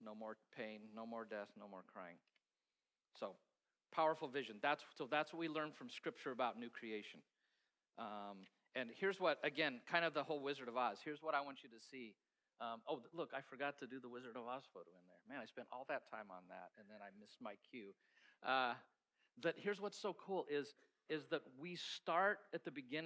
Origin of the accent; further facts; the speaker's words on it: Kansas, United States; We're from Kansas